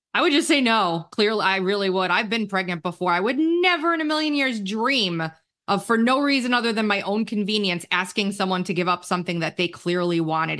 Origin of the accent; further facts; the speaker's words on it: New York, United States; now in South Carolina, United States; I'm from New York.